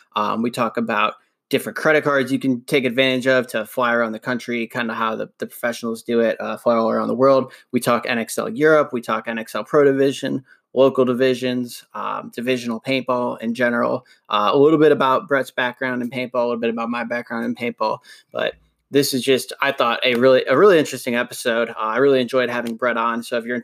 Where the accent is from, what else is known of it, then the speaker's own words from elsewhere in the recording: Cleveland, Ohio, United States; also born or lived in Columbus / Kentucky / Indiana / Louisville; now in Massachusetts, United States; So I'm originally from Cleveland. So I started out in Cleveland, and then I ended up moving. This is the fifth state I've lived in.